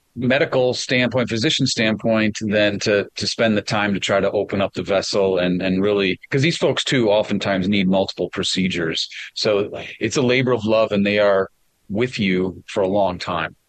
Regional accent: Wisconsin, United States; I'm from Wisconsin

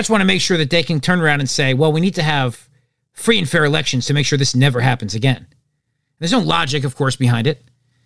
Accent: New Jersey, United States; I'm from New Jersey

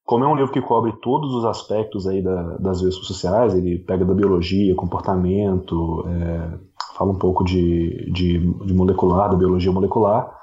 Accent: Brazil; moved away as an adult; now in New Zealand; aproveitei para voltar aqui visitar a terrinha.

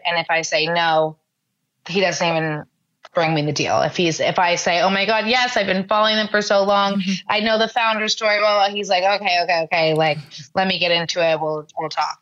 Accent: New York, United States; I'm born and raised in New York

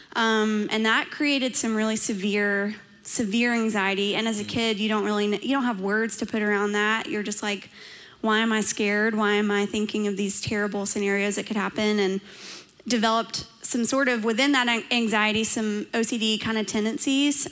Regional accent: Dalton, Georgia, United States; I grew up in Dalton, Georgia

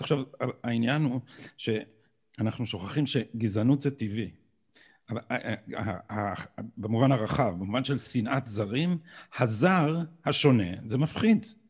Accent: Israel; אנחנו שגדלנו פה

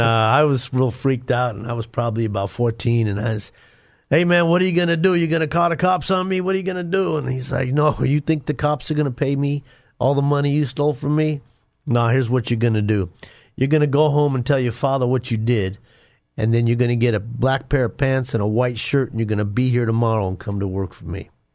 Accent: Denver, Colorado, United States; I grew up in Denver. uh, inner city Denver

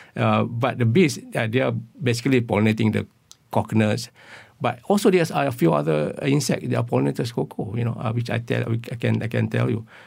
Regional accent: Perlis, Malaysia; where I came from Perlis. And there were a lot of, uh, this, uh, our houses right in middle of Pennyfield

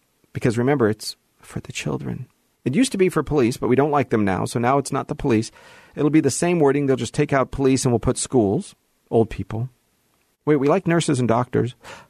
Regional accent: Hollywood, California, United States; this is where I was born and raised, was Hollywood, is where I was born and raised in the Valley.

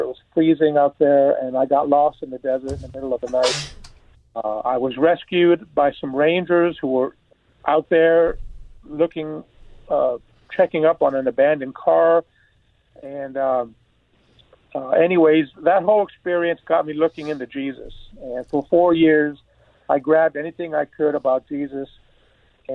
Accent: San Francisco, California, United States; now in Gardena, United States; I was born in France to a Jewish family, apparently from the Levites and the Cohens. {S4} Wow. {S5} But I grew up in San Francisco. We were the only Jews in an Italian Catholic neighborhood.

